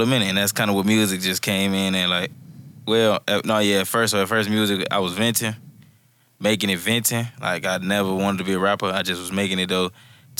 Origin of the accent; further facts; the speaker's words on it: Chicago, Illinois, United States; moved away as an adult; also born or lived in Minnesota; I'm from Chicago, Illinois. I was born in Minnesota, though, but I moved to Chicago real young. Was in Chicago up until my adult age, about 19, 18.